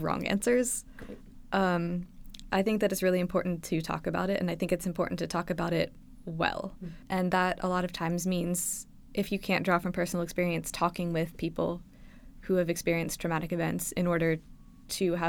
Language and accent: English; South Central Pennsylvania, United States; moved away; I am originally from South Central Pennsylvania, a little town that doesn't actually exist called Edders.